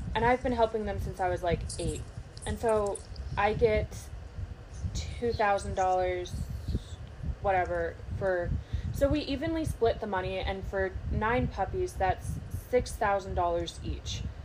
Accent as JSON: {"language": "English", "country": "United States", "said": "I'm American"}